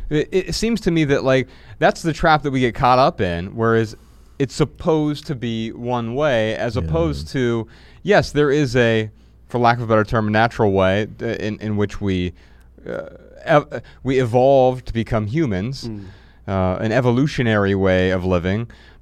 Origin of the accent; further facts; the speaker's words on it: Dayton, Ohio, United States; We're from Dayton, Ohio.